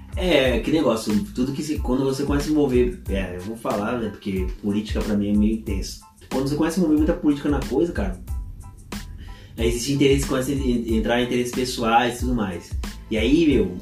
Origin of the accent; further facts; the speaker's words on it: Ourinhos, São Paulo, Brazil; moved away; a gente é de Ourins, cara. A gente sabe como funciona a cidade lá